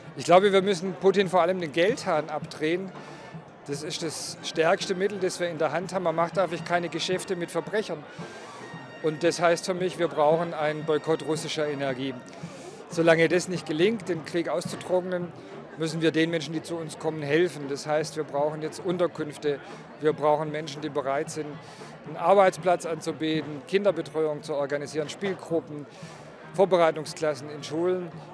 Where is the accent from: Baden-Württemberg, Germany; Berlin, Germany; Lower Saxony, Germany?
Baden-Württemberg, Germany; Swabia; ich als Schwabe